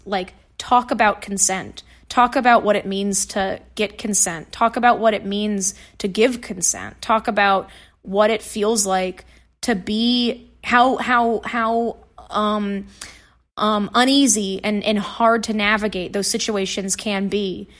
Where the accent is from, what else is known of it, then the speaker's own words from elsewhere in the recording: Nashville, Tennessee, United States; moved away; I'm from Tennessee originally. I, I, so I went to Nashville public schools